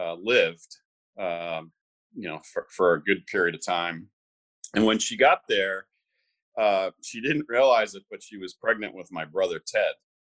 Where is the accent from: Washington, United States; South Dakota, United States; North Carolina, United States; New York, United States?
New York, United States; Bronxville; born there; So I was born in Bronxville, New York.